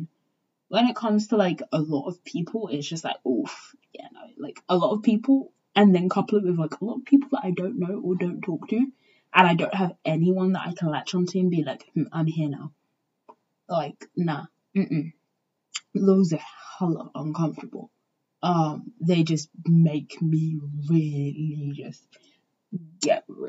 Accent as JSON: {"language": "English", "region": "England", "country": "United Kingdom", "tie": "born or raised there", "said": "I grew up in England"}